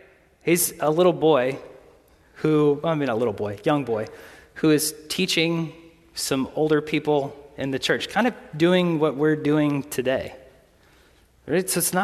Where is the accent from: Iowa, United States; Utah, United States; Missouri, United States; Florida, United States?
Missouri, United States; Foristell; I grew up outside of Forestell. It's about, I don't know, hour west of here. Okay, and it is mostly farmland.